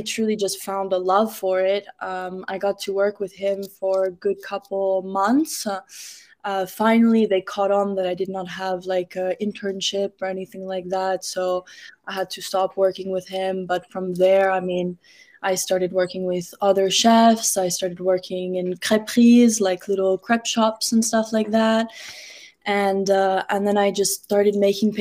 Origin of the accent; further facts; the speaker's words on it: Miami, Florida, United States; also born or lived in France / Morocco; I was born in Miami, but I moved around a lot when I was young. But I've been back in Miami since middle school